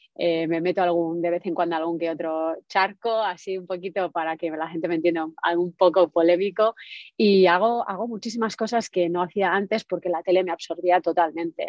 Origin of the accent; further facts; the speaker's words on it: Spain; now in United States; yo estoy en Estados Unidos, como decías, pero soy española